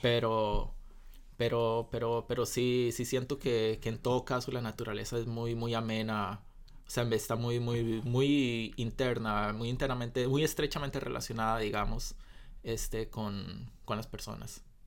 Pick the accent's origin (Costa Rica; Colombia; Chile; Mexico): Costa Rica; desde mi perspectiva como costarricense promedio